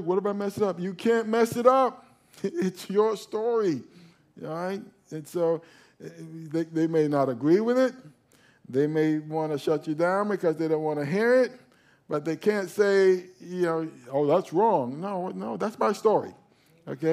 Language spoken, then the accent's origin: English; New York, United States; now in South Florida, United States; we moved down to South Florida. And when we moved down to South Florida, we were raised in the Catholic Church when we were in New York